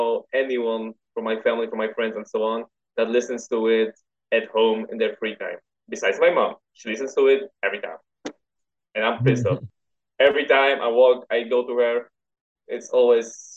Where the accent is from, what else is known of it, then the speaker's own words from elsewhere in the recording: Poland; I'm from Poland.